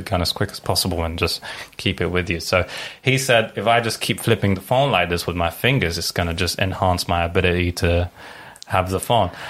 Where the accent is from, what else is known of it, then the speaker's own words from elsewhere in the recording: Lebanon; moved away; I grew up in Lebanon for like 10 years